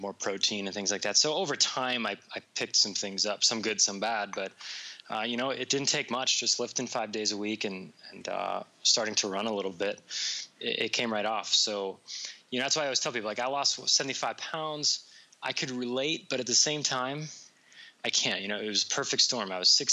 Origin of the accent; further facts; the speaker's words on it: New York, United States; now in Las Vegas, United States; I'm originally from New York